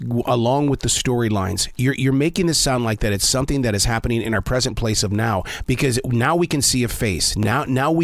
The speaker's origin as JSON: {"language": "English", "country": "United States", "said": "we're just American"}